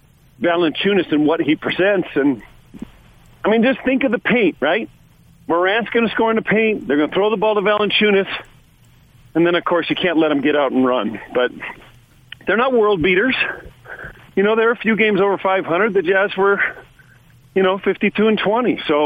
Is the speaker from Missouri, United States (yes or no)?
no; California, United States; And I'm from California. How the heck do I know that?